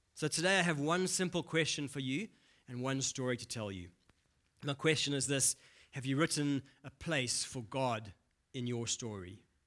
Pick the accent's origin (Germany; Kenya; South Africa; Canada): South Africa; Durban, KwaZulu-Natal; accent: Durban; moved away; I grew up in Durban, so I have a bit of a Durban accent